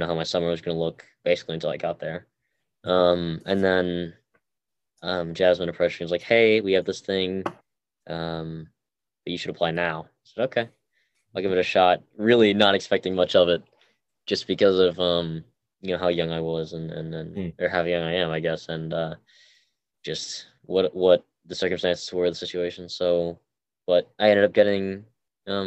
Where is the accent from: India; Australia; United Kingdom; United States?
United States; Massachusetts; also born or lived in Seoul, South Korea; I was born in South Korea, Seoul, South Korea. I was adopted to the United States, Massachusetts specifically, when I was around 11 months old